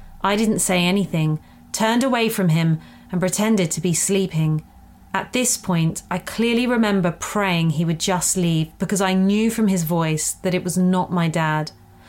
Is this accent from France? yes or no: yes; Bordeaux, Nouvelle-Aquitaine, France; first language French; English is a second language; I was born and raised in Bordeaux, France, so French is my first language.